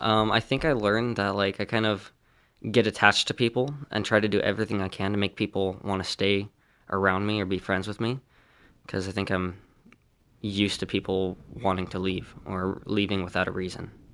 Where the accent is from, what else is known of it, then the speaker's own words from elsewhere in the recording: California, United States; I'm from California and I'm sixteen years old.